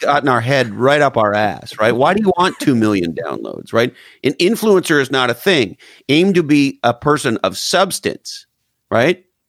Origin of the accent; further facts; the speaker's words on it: Canada; moved away; I'm originally from Canada.